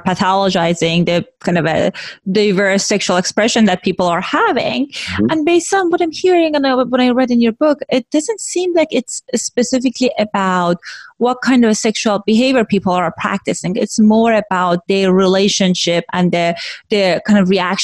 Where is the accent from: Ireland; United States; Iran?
Iran; moved away; they know that I'm Iranian and I grew up in Iran